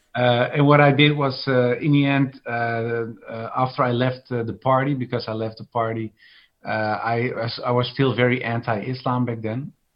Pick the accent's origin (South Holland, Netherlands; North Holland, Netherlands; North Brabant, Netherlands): North Holland, Netherlands; Amsterdam; I was born in Amsterdam, and Amsterdam is very liberal.